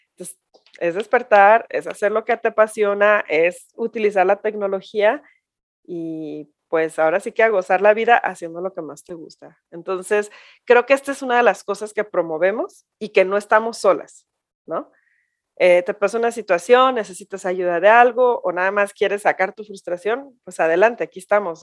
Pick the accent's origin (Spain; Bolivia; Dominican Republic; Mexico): Mexico; ya no somos esas mexicanas de nuestras abuelas o de nuestras mamás hacia atrás